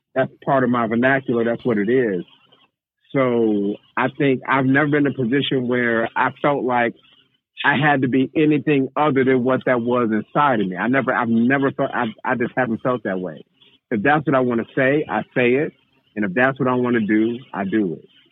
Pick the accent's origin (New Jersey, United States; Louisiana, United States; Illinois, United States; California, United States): Illinois, United States; Waukegan; born and raised in Waukegan, Illinois